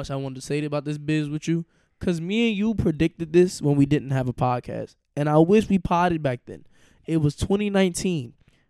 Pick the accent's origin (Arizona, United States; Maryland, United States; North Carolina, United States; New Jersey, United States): North Carolina, United States; Charlotte; I'm a real gangster, nigga, boy. I'm from Charlotte, nigga.